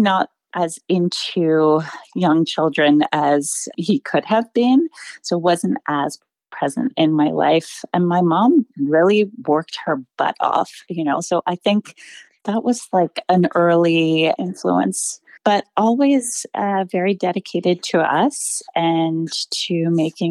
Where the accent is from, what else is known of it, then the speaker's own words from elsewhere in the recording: Miami, Florida, United States; I grew up in South Miami on Coconut Grove.